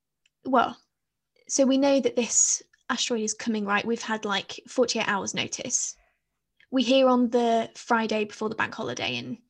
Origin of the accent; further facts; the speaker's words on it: United Kingdom; I feel as though British people, sorry, the rest of the world, it all revolves around us